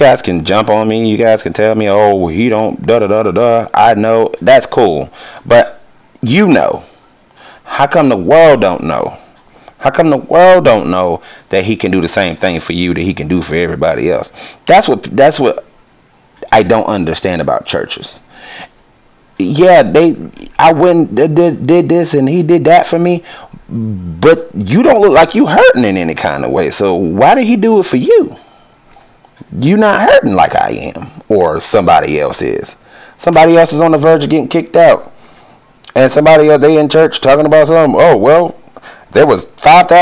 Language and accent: English; United States; I'm American